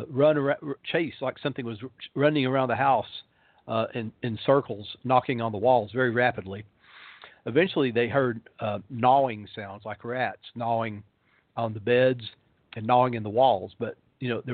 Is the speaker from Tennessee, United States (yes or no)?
yes; Tennessee, United States; my hometown in Tennessee